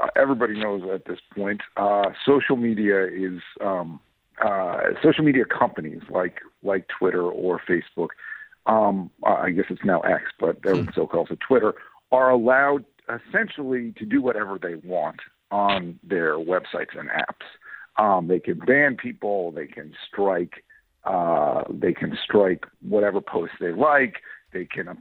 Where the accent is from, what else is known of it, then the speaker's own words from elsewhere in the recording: New York, United States; I'm from New York. I live in New York State.